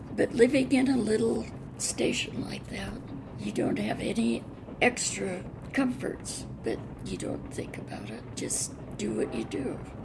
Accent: Spokane, Washington, United States; also born or lived in Seattle, Washington / Wenatchee, Washington; born in Spokane, Washington, at the Deaconess Hospital, August 14, 1926. I grew up in somewhat in Seattle and a year in Wenatchee, but mostly in Spokane.

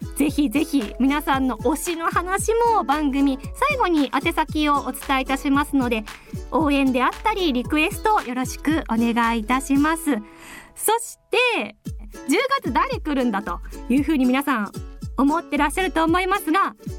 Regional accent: Sendai, Miyagi, Japan; moved away; also born or lived in Kagoshima; 出身は宮城県仙台市です。

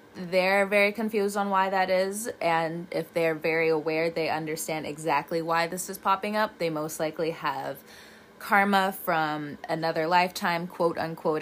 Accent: California, United States; moved away; also born or lived in the South (US); I'm from California, the one version of California. I get it, but I've also lived in the South for a very long time

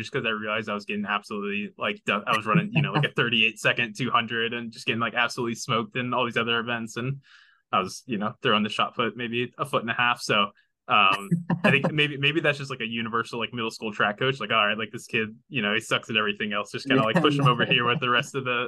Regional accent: Terre Haute, Indiana, United States; growing up in Indiana played basketball at some point.

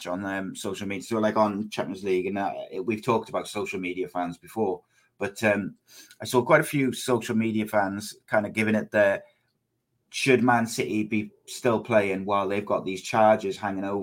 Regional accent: Wales, United Kingdom; I'm Welsh

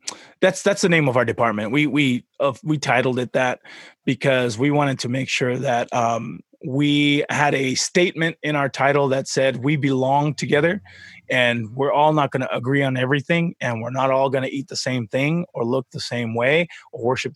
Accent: Tonga; moved away; So I'm from Tonga. I was born there and we moved over here.

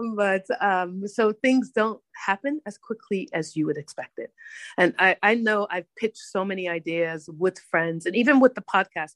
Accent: Hartford, Connecticut, United States; now in Abu Dhabi, United Arab Emirates; I grew up in Hartford

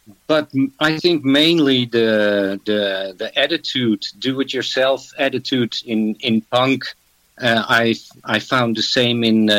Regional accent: Amsterdam, North Holland, Netherlands; also born or lived in German border, Netherlands; that's always been my home. And I was born in Amsterdam, and now I live on the German border.

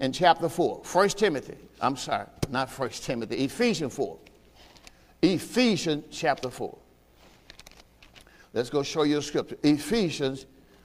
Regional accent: the South, United States; I'm from the South.

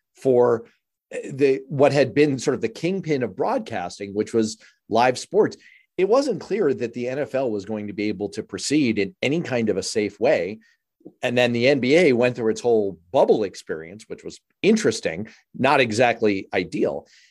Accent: New York City, New York, United States; I'm from New York City

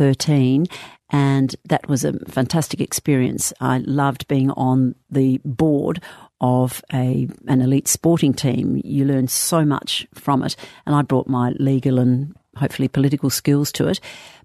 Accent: Adelaide, South Australia, Australia; now in Perth, Australia; Yes, how since 1983. I came from Adelaide in 1983.

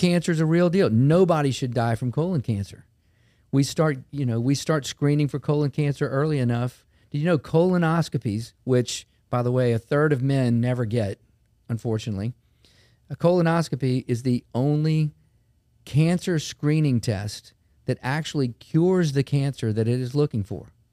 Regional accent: Baton Rouge, Louisiana, United States; I grew up in Baton Rouge, been here my whole life

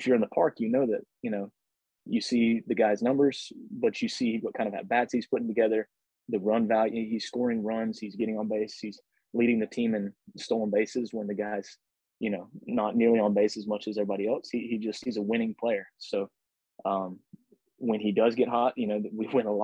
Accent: Pensacola, Florida, United States; Pensacola. That's my hometown, Pensacola, Florida.

